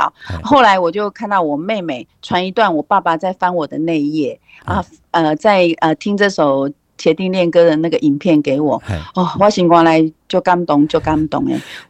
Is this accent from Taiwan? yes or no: yes; Taiwan; first language Taiwanese Hokkien; 我为什么要做台台语诶？都是因为我我的母语嘛。